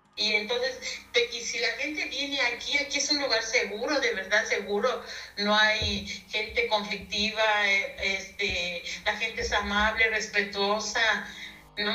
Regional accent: Villa Progreso, Querétaro, Mexico; de la comunidad indígena de Villa Progreso, este, municipio de Ezequiel Montes

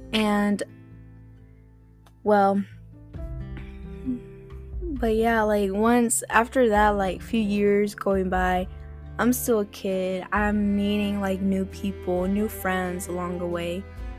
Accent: Florida, United States; also born or lived in South Carolina; I was like on two states. I was growing up in Florida and in South Carolina, as you could say.

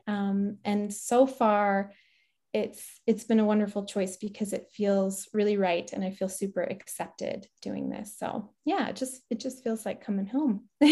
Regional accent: Barrie, Ontario, Canada; moved away as an adult; also born or lived in Ajax, Ontario / Petawawa, Ontario; now in Deep River, Canada; I was born in Ajax, and my mom and my brother and I moved to Barrie when I was in grade three

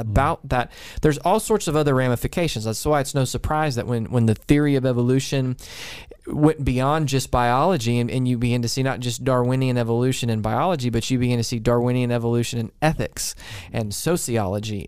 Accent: College Station, Texas, United States; moved away; where I grew up in College Station

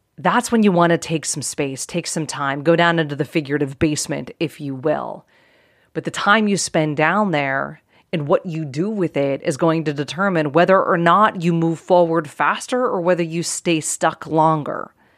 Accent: outside of Pittsburgh, Pennsylvania, United States; I grew up outside of Pittsburgh, Pennsylvania

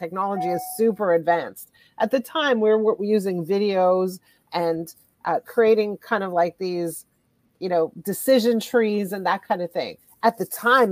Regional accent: Montreal, Quebec, Canada; moved away as an adult; also born or lived in Ottawa; now in Toronto, Canada; I'm actually originally from Montreal. I was born and raised in Montreal

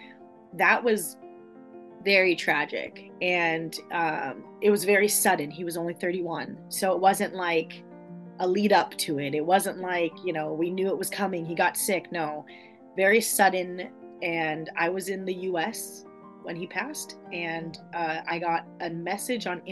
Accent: Southern California, United States; also born or lived in Sweden; I grew up in Southern California, and I lived there until I was 16, and then I moved to Northern California.

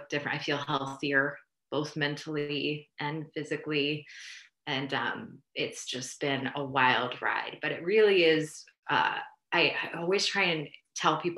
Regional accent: New Jersey, United States; moved away as an adult; also born or lived in Austin / Houston / Oaxaca; I moved back home. I'm from New Jersey, moved back here

